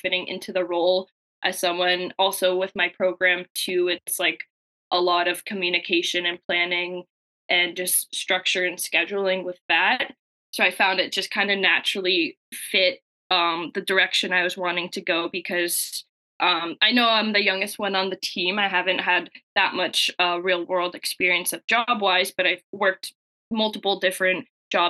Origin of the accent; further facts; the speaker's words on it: Windsor, Ontario, Canada; moved away as an adult; now in London, Canada; I'm actually from Windsor, born and raised.